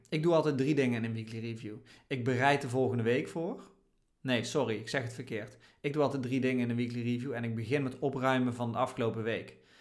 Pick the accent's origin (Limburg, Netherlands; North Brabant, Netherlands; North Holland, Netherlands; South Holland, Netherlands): North Brabant, Netherlands; Oirschot; moved away; daar ben ik opgegroeid in Oorschot